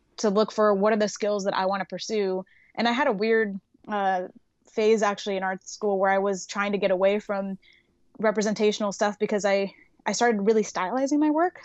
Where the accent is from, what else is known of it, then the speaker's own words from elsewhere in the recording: Los Angeles, California, United States; I grew up in, like, the Sunland, Tahunga area in California